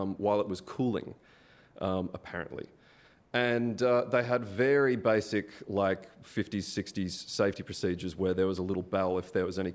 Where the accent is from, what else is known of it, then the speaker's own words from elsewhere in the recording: Melbourne, Victoria, Australia; moved away; I'm Australian. I'm from Melbourne.